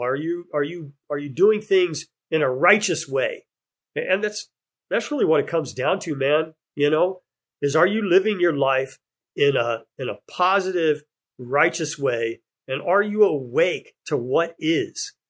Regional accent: Texas, United States; moved away as an adult; now in Hawaii, United States; growing up in Texas

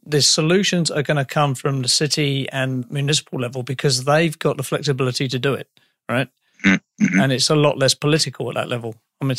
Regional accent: England, United Kingdom; As an Englishman

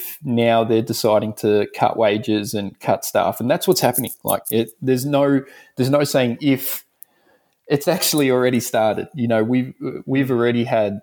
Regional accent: Dandenong, Victoria, Australia; So I grew up in Dandenong, if anyone knows Melbourne. So I'm from Melbourne, Australia.

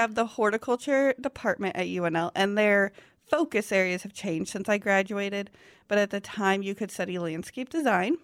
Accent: Lincoln, Nebraska, United States; that was kind of a unique way to grow up, um, living in an actual city, the capital of Nebraska

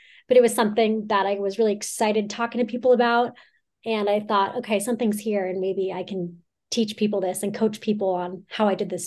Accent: Southern California, United States; moved away as an adult; now in Lake Tahoe, United States; I grew up in Southern California

